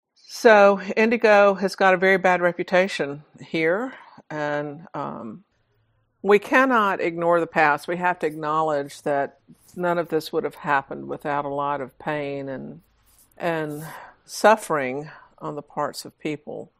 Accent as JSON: {"language": "English", "region": "Georgia", "country": "United States", "tie": "born or raised there", "said": "I was born and raised in Georgia"}